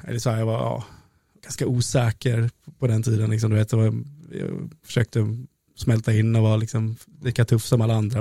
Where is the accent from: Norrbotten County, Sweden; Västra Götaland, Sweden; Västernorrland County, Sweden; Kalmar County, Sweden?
Kalmar County, Sweden; Oskarshamn; moved away as an adult; also born or lived in Stockholm; jag växte upp på eh, Kikebogatan, 6C